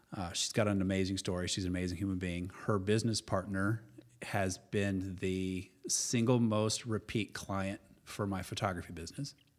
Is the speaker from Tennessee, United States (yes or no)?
no; Springfield, Illinois, United States; moved away; I grew up in Central Illinois. Uh, I was born in Springfield, land of Lincoln.